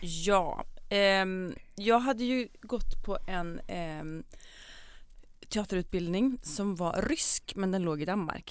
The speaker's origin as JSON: {"language": "Swedish", "town": "Hammarö", "region": "Värmland", "country": "Sweden", "tie": "born or raised there", "also_born_or_lived": "Karlstad", "moved": "yes", "lives_now": "Copenhagen, Denmark", "said": "När jag bodde här när jag var liten så växte jag upp på Hammarö"}